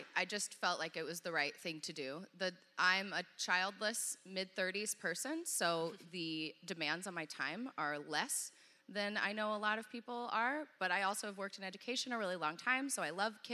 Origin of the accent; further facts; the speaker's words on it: Dallas, Texas, United States; I grew up in Dallas